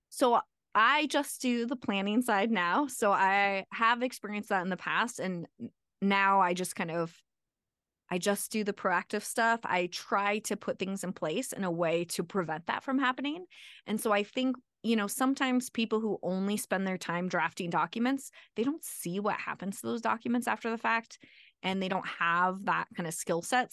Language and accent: English; Arizona, United States; moved away as an adult; now in Colorado, United States; I'm from Arizona, so I went to Arizona State for engineering school